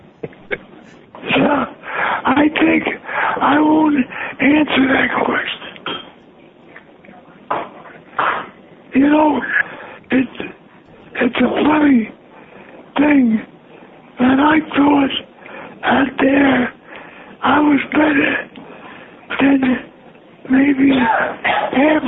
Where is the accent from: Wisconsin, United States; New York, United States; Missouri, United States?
New York, United States; New York City; I'm from the Bronx. Born and raised in the Bronx